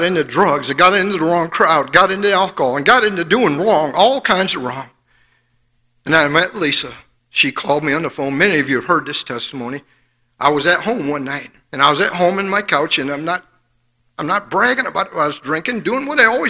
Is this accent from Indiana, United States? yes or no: yes; Fort Wayne, Indiana, United States; I grew up in Fort Wayne, Indiana